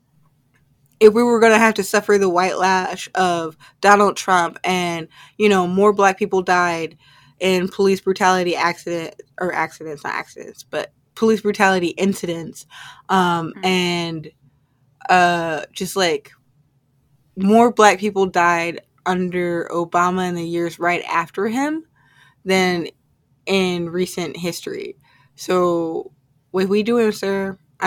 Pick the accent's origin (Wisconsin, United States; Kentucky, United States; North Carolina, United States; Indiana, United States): Indiana, United States; Indianapolis; here in my hometown in Indianapolis